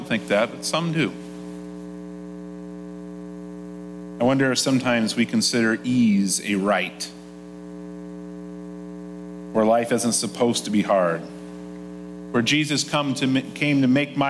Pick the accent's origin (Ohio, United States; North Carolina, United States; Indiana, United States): Indiana, United States; Nappanee; I grew up in a town called Napanee, Indiana, in Elkhart County, Indiana